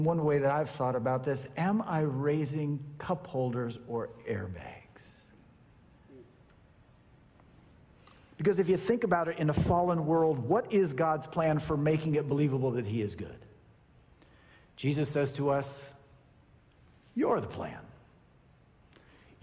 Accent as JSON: {"language": "English", "town": "Sacramento", "region": "California", "country": "United States", "tie": "born or raised there", "said": "I grew up in Sacramento"}